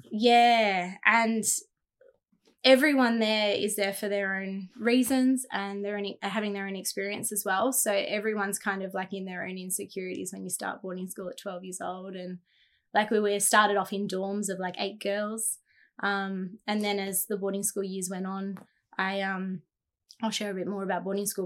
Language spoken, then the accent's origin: English; Jindabyne, New South Wales, Australia; growing up in Jindabyne